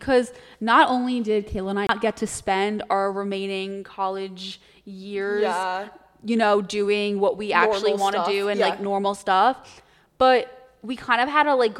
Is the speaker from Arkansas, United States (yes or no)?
no; New York, United States; moved away as an adult; now in Philadelphia, United States; yes, I'm from New York and stuff. But like, I'm not from New York City